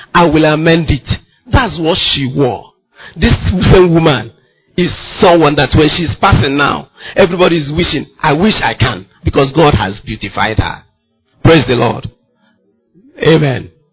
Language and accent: English; Ngwa, Abia, Nigeria; I'm from Ngwa, my wife is from Nokwa